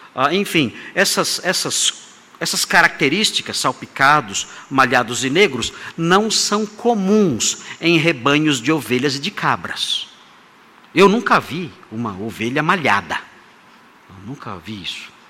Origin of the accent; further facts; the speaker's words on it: Brazil; Nós somos brasileiros